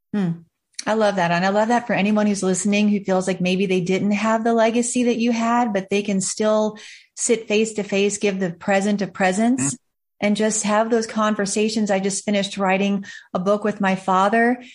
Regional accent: Charlotte, North Carolina, United States; My family is from North Carolina and I was born in Charlotte

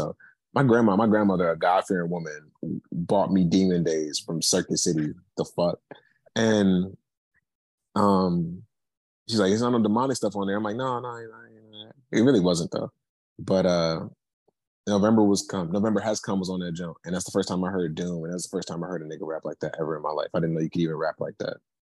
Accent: Prince George's County, Maryland, United States; moved away as an adult; also born or lived in Washington, D.C. / Madison, Wisconsin; I'm from Maryland. Like, I'm from PG County, bro.

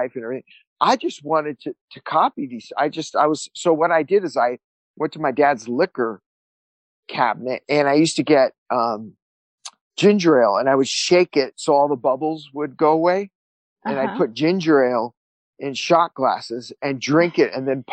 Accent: Santa Monica, California, United States; I was born and raised in Santa Monica

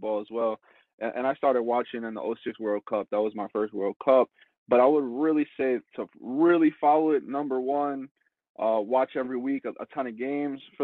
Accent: United States; I'm an American as well

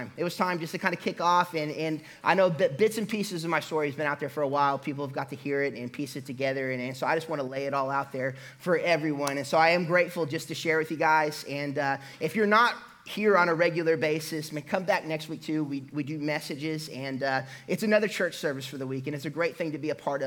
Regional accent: Catoosa, Oklahoma, United States; also born or lived in Hilldale, near Muskogee, Oklahoma; I grew up in Catoosa, Oklahoma

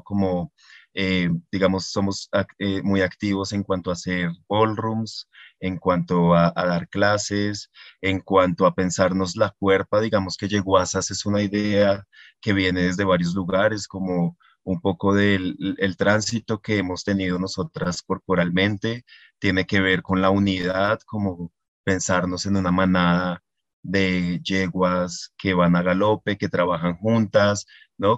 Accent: Barbosa, Santander, Colombia; now in Bogotá, Colombia; yo soy de Barbosa, Santander, un pueblo al sur de Santander

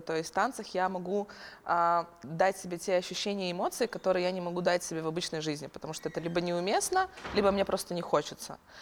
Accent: Ukraine; moved away as an adult; now in Lithuania; я украинка

